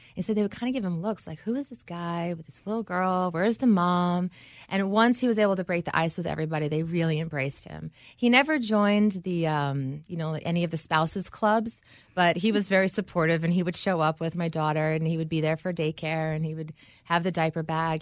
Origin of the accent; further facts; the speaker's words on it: New York, United States; moved away; I grew up here in New York